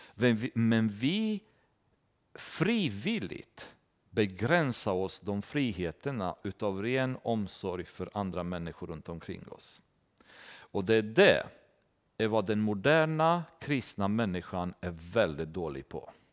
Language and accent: Swedish; Romania; now in Sweden; i Rumänien, där jag kommer ifrån